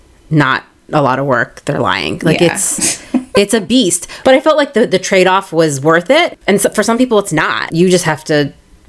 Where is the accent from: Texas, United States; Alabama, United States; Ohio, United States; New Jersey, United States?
Ohio, United States; Canal Fulton; We're from Canal Fulton.